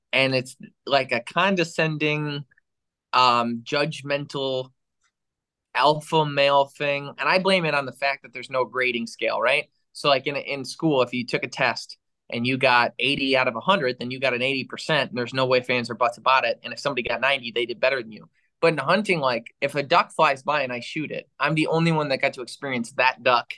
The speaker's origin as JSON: {"language": "English", "region": "Michigan", "country": "United States", "tie": "born or raised there", "said": "you grew up in Wisconsin, I grew up in Michigan."}